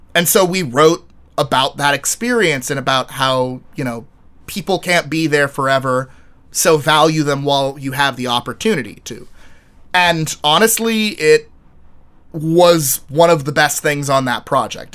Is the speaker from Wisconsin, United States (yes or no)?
no; Texas, United States; moved away; I was from Texas